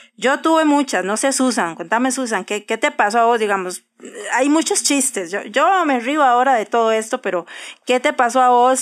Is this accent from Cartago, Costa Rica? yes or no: yes; Cartago, Costa Rica; moved away as an adult; also born or lived in San José, Costa Rica / Alajuela, Costa Rica; now in Mexico City, Mexico; viví en Cartago muchos años, casi toda mi niñez, adolescente y parte de mi juventud